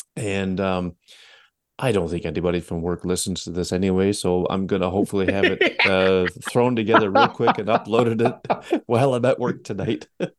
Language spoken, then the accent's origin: English; Canada; I should just stick to being Canadian.